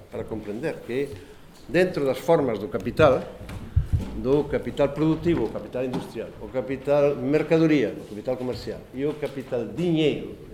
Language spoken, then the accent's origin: Galician; Galicia, Spain; accent: Galician